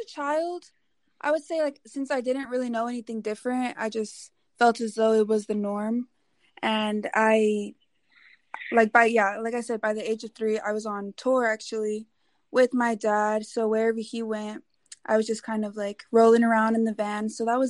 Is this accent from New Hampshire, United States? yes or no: no; Houston, Texas, United States; also born or lived in Los Angeles; Okay, well, I was born over in Los Angeles, but by the age of 3, I moved around a lot and found myself growing up in Houston, Texas.